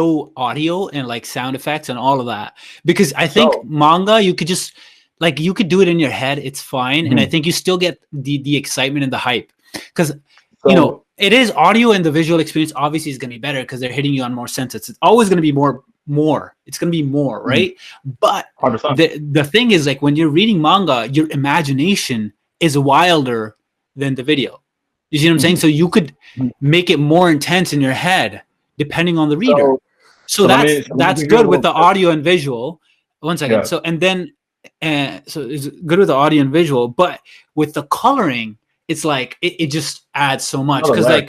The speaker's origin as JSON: {"language": "English", "country": "Canada", "said": "It started with, we're in Canada, right? Me and Manny, we're from Canada."}